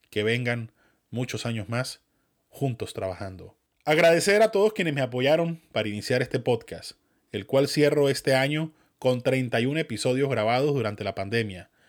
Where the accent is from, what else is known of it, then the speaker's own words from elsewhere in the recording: Venezuela; accent: Venezuelan mixed with northern Mexican; quienes les gusta mi acento venezolano mezclado con el mexicano norteño